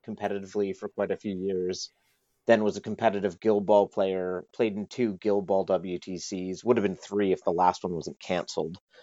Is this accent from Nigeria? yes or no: no; Canada; moved away as an adult; now in United Kingdom; I'm a Canadian, but I moved to the U K about eleven years ago